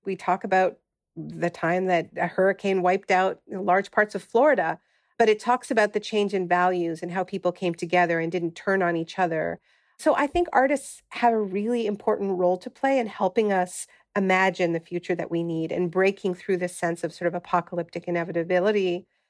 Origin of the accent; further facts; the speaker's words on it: Canada; moved away; I'm originally from Canada